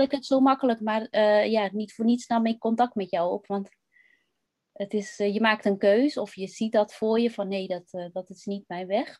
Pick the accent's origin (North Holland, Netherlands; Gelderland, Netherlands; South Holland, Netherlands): North Holland, Netherlands; West-Friesland; ik ben opgegroeid in West-Friesland.